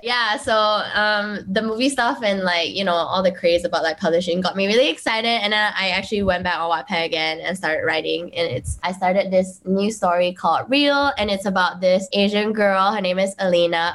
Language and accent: English; Kuching, Sarawak, Malaysia; I'm from Kuching